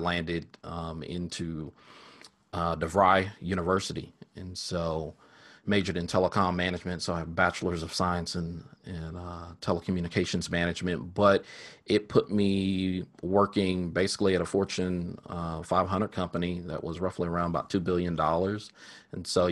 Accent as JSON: {"language": "English", "town": "Sherman", "region": "Texas", "country": "United States", "tie": "born or raised there", "said": "I grew up in Sherman, Texas"}